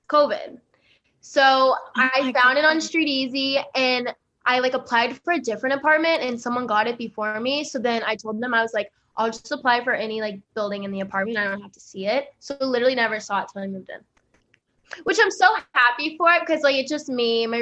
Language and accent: English; Dallas, Texas, United States; moved away as an adult; now in New York City, United States; I am originally from Dallas, Texas, born and raised, and I moved to New York 2.5 years ago.